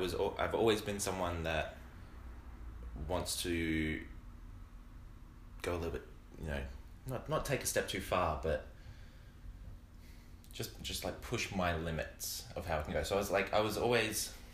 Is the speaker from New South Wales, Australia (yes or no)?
no; Brisbane, Queensland, Australia; I grew up in Brisbane, where it's 30 degrees, 300 days of the year, it's disgustingly hot.